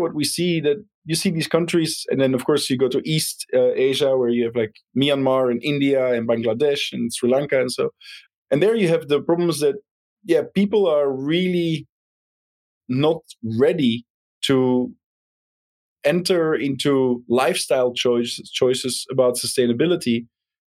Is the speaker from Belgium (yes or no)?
yes; Belgium; moved away; I'm originally from Belgium